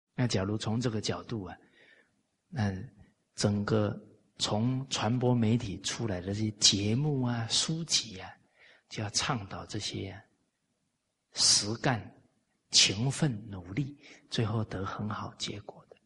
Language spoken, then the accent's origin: Chinese; Taiwan; now in Malaysia; 我在台湾长大